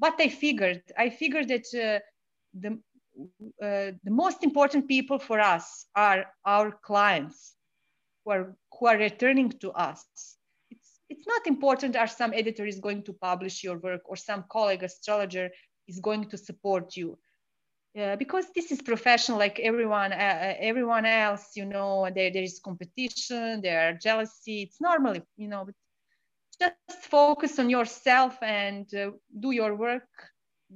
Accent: Serbia; … is an old Slavic name because I'm from Serbia

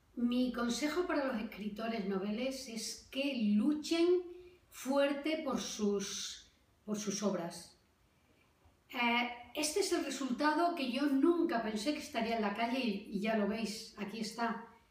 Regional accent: Valencia de Alcántara, Extremadura, Spain; Valencia de Alcántara, mi pueblo que me acogió

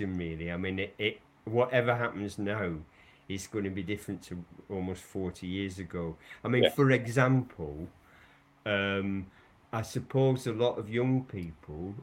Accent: Lancashire, North West England, United Kingdom; moved away; I come from originally from Lancashire, where cotton weaving was a big thing. And you know, I'm old enough to remember in my childhood the conditions that we grew up

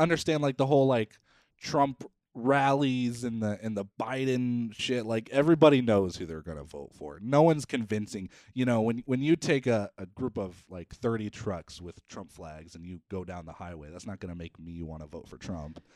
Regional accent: South Dakota, United States; I was from South Dakota

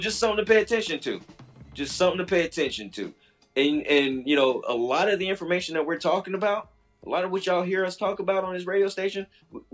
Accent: Midwest, United States; moved away; I grew up in the Midwest

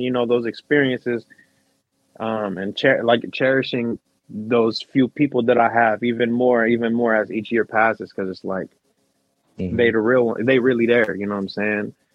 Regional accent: West Covina, California, United States; now in Salinas, United States; I was born in West Covina.

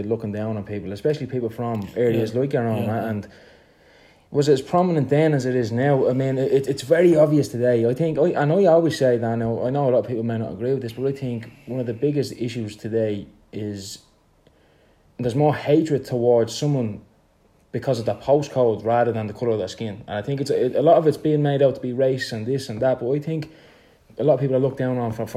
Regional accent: Dublin, Leinster, Ireland; I'm from Pear Street

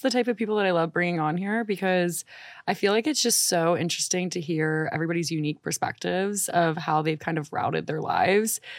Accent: New Orleans, Louisiana, United States; moved away; I'm from New Orleans

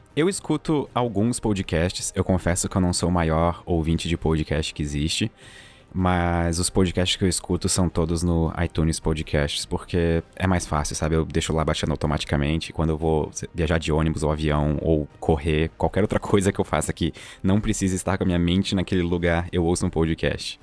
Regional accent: Santa Catarina, Brazil; eu falo bastante tu, porque eu sou de Santa Catarina, então é o jeito que a gente fala aqui

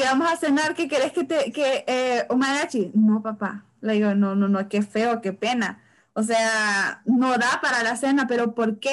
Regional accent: San Pedro Sula, Cortés, Honduras; yo soy de San Pedro

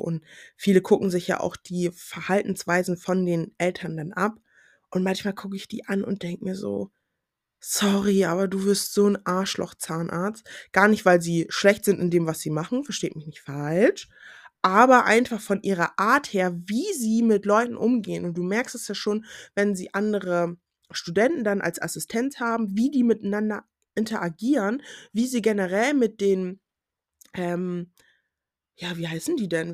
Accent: Germany; first language German; dass auch schwarze Leute in Deutschland geboren sein können und dass Deutsch auch meine Muttersprache ist

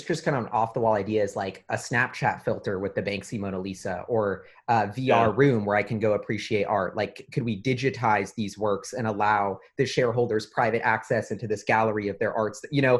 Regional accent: Rome, Lazio, Italy; Like, I'm from Rome, and like, I go back to Rome

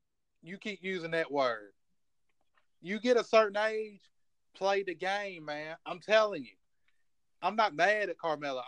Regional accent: Virginia, United States; born or raised there

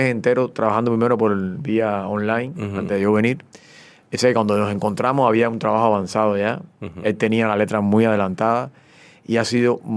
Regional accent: Cuba; Yo, soy cubano, yo soy cubano.

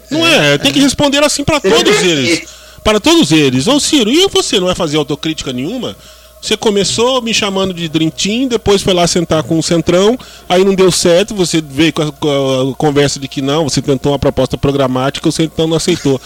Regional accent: Southeast Brazil, Brazil; Todos nós somos originários do Sudeste

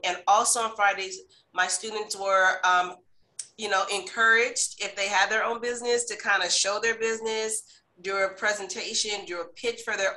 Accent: California, United States; I'm from California

